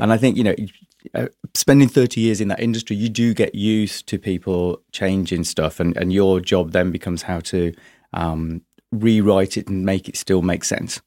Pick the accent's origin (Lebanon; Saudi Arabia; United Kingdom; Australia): United Kingdom; Yorkshire and the Humber; also born or lived in London; now in Brighton, United Kingdom; originally from, from Yorkshire, Mining Village